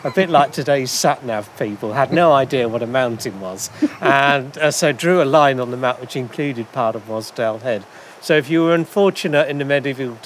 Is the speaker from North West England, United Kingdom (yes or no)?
no; Rugby, West Midlands, United Kingdom; moved away as an adult; now in Cumbria, United Kingdom; I'm from Rugby in the Midlands, where it's a footpath and that's it.